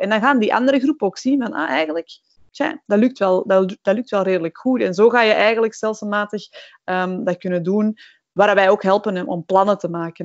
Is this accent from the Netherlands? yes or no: no; Belgium; we zeggen dat niet graag als Belgen